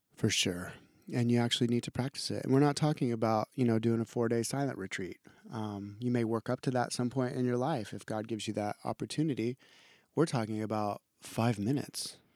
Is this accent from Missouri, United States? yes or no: no; Idaho, United States; I'm from Idaho